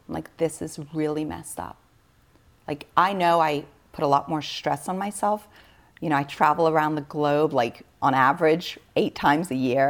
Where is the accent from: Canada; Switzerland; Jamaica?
Switzerland; I was born in Switzerland. I was literally born on a biodynamic farm